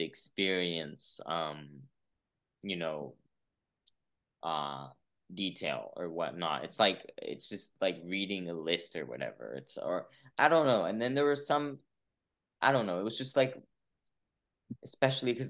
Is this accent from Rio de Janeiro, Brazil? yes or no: no; São Paulo, Brazil; moved away as an adult; also born or lived in San Francisco, California, United States; now in United States; I was born in Brazil, but then I actually lived here, like came here as a baby, lived here till I was about San Francisco, till I was about 9. And then I actually went back to Brazil till I was 18